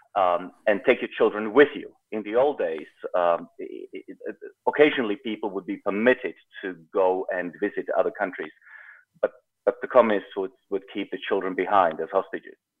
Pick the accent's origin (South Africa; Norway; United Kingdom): South Africa; also born or lived in Czechoslovakia; now in United States; I grew up in South Africa, but I wasn't born there